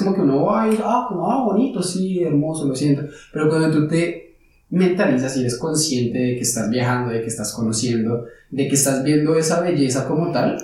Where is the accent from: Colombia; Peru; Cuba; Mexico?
Colombia; moved away as an adult; now in Frankfurt, Germany; nosotros como colombianos estamos acostumbrados